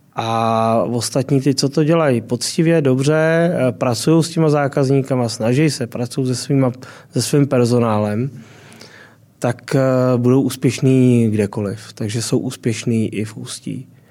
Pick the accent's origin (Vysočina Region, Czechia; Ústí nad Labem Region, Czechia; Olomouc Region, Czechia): Ústí nad Labem Region, Czechia; Děčín; já jsem z Děčína až dál, takže jsem na hranicích